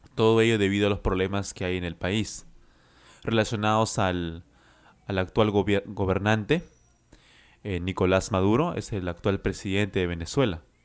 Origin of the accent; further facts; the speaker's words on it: Lima, Peru; I am from Lima, Peru